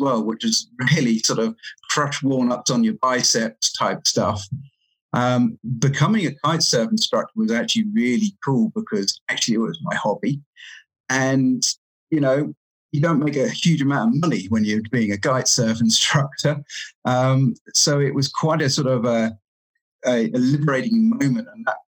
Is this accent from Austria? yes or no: no; England, United Kingdom; also born or lived in Cayman Islands; now in Canada; I'm from England, and I sort of moved around a bit, and then I was actually in the Cayman Islands before I came here.